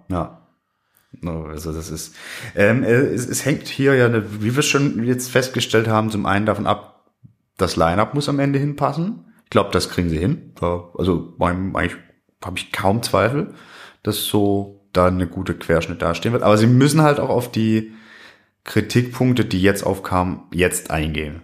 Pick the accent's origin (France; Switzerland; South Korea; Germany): Germany; Swabia, Baden-Württemberg; ich bin aus dem Schwabeländle